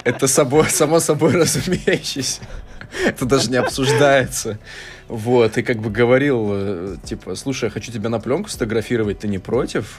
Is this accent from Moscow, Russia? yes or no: no; Omsk, Omsk Oblast, Russia; moved away; я сам из Омска